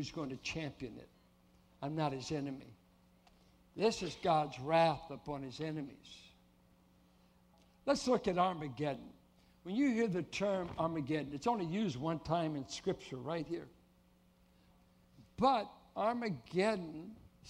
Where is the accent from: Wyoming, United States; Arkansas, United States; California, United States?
California, United States; Oakland; moved away; my hometown's going up in smoke. Oakland